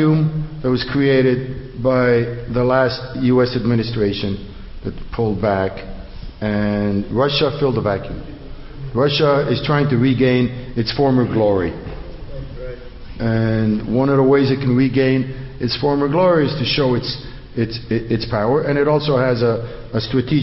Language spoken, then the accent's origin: English; Morocco; also born or lived in Montreal, Canada; now in Los Angeles, United States; I was born and raised in Morocco, and it was a totally different type of Judaism